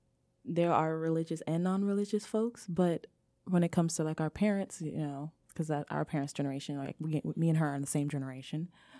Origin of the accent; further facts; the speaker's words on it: Nigeria; now in United States; what does queerness look like being a Nigerian, where because of like colonialism, we've been told there's only really two genders